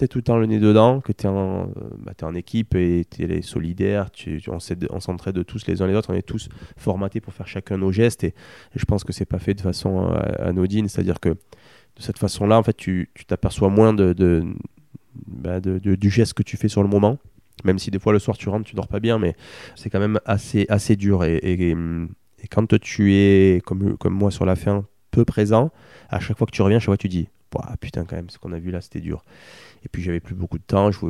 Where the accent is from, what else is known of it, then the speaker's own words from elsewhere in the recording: France; et que moi je suis français, et qu'on est tous les deux français